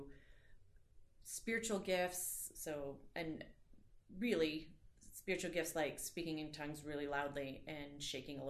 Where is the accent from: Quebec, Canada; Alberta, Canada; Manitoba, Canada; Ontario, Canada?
Alberta, Canada; Calgary; I grew up in Calgary here